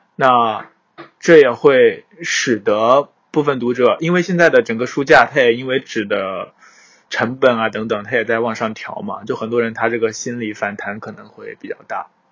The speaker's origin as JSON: {"language": "Chinese", "region": "southern China", "country": "China", "said": "作为一个南方人"}